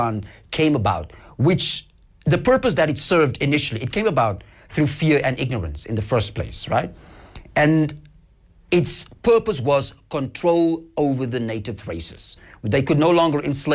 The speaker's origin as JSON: {"language": "English", "town": "Cape Town", "region": "Western Cape", "country": "South Africa", "tie": "born or raised there", "also_born_or_lived": "Knysna", "said": "I was born and bred in Cape Town."}